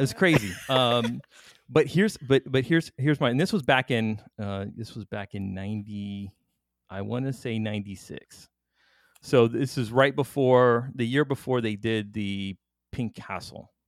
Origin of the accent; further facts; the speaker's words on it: Miami, Florida, United States; I'm from Miami